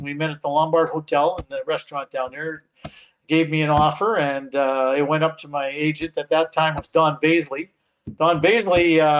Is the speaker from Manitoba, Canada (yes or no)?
yes; Winnipeg, Manitoba, Canada; I came back to Winnipeg. I'm homegrown Winnipeg, born and raised in Winnipeg. Came back to Winnipeg